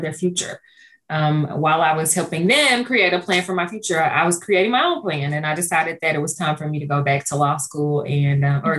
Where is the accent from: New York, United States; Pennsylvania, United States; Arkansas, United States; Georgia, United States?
Arkansas, United States; Stuttgart; also born or lived in Pine Bluff, Arkansas; my hometown of Stuttgart